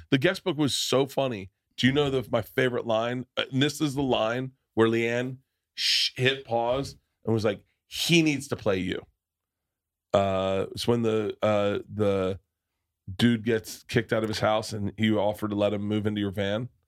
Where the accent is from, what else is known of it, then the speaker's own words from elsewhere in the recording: the South, United States; moved away; also born or lived in New York; growing up in the South